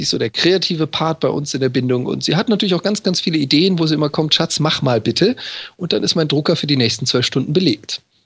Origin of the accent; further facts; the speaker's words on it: Freiburg im Breisgau, Baden-Württemberg, Germany; moved away as an adult; now in Hamburg, Germany; Ich, ich komme ja gebürtig aus Freiburg im Breisgau